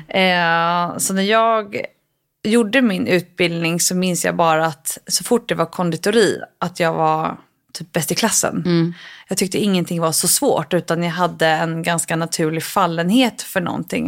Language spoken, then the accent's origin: Swedish; Stockholm, Stockholm County, Sweden; also born or lived in London / New York; I Stockholm